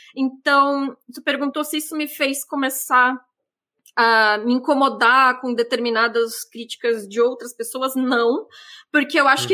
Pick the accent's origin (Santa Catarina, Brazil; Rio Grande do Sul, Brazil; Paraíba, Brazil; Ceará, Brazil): Santa Catarina, Brazil; interior of; moved away; eu sou do, do, interior de Santa Catarina e meio que uma das únicas formas de lazer que a gente tinha acesso era é cinema